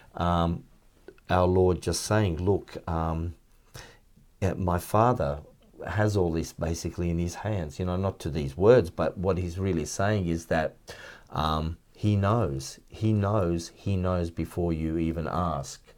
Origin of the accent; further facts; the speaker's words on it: Melbourne, Victoria, Australia; I grew up in Flemington, um, it was a very basic suburb